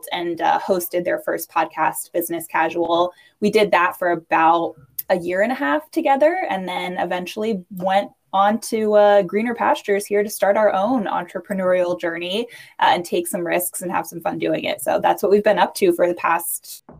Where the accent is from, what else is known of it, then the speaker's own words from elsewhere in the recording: New York, United States; I am a New Yorker.